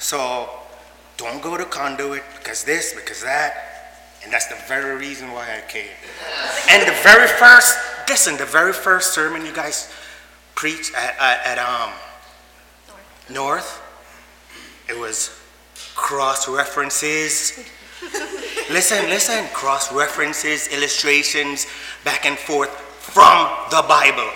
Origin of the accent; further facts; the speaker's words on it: Jamaica; moved away; I'm from Jamaica.